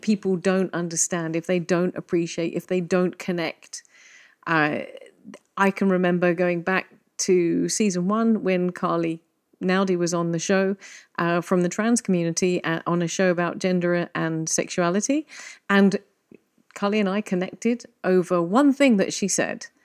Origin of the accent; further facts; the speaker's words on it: England, United Kingdom; now in Malta; I'm English